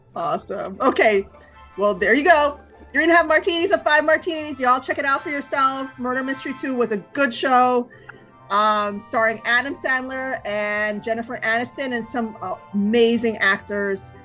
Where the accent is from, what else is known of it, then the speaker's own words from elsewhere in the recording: India; I'm Indian